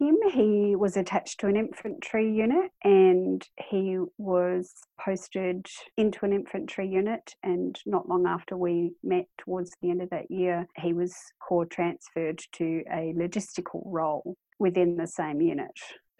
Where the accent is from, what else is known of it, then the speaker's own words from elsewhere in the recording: Adelaide, South Australia, Australia; moved away as an adult; also born or lived in Darwin, Australia / Sydney, Australia; now in South Australia, Australia; I moved to Darwin roughly 2001, 2002-ish. I'm originally from Adelaide, and I had moved there with my ex-husband, who was a nurse.